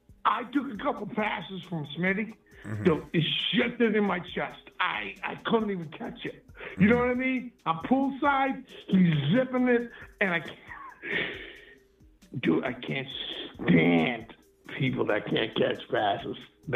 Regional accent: South Dakota, United States; I'm from South Dakota, and I think Drake May is the best.

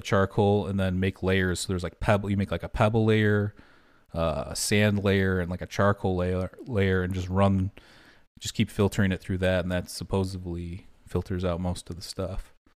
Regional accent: Michigan, United States; we grew up in Michigan

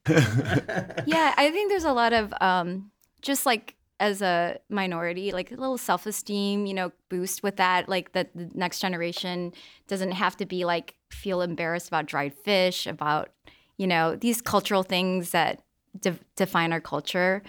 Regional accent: Midwest, United States; I grew up in the Midwest

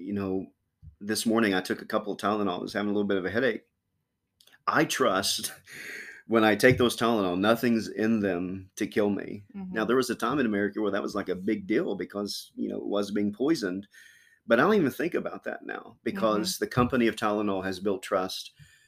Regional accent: Kentucky, United States; now in Chillicothe, United States; I was born in Kentucky.

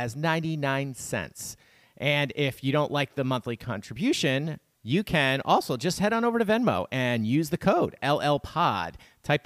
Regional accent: near Lebanon, New York, United States; I grew up near Lebanon, New York

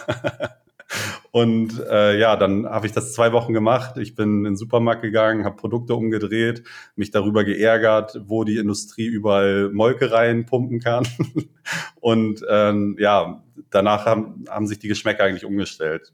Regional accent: Lentföhrden, Schleswig-Holstein, Germany; moved away as an adult; also born or lived in Brandenburg an der Havel / Witten; wir kommen beide aus dem hohen Norden, aus dem kleinen Dörfchen Lenförden mhm. im Kreis Segeberg

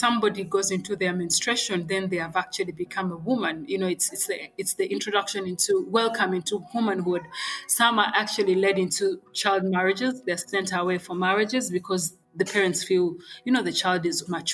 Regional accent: Kampala, Central Region, Uganda; I was born and raised in Kampala

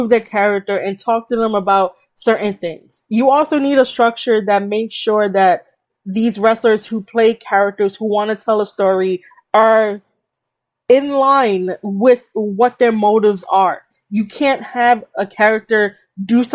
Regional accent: New York City, New York, United States; I'm from New York City

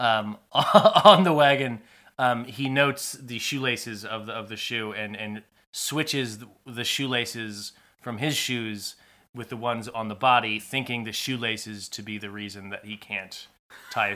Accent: California, United States; I'm from California

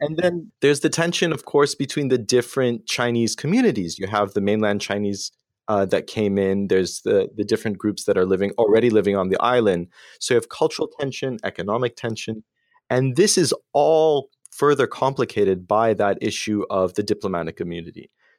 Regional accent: Saudi Arabia; I grew up in Saudi Arabia going to an American international school. I'm not an American

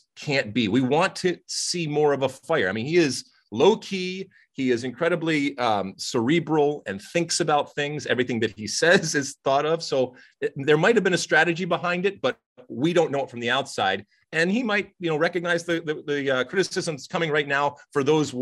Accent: United States; as an American

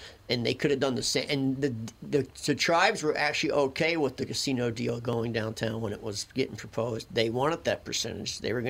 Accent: Philadelphia, Pennsylvania, United States; we grew up in Philadelphia, and people actually still have coal furnaces.

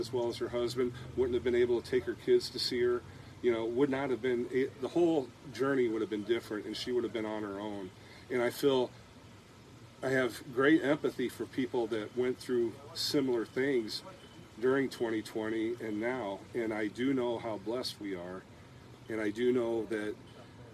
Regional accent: United States; now in Wayland, United States; I actually live in Wayland. Just outside of town in the country, Wayland, Iowa. I'm originally from the Quad Cities

